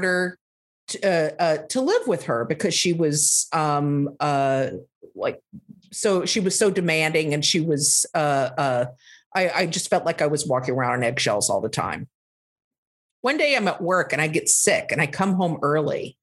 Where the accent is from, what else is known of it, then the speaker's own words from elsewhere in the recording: Lubbock, Texas, United States; moved away as an adult; also born or lived in New York; my hometown, from Lubbock, Texas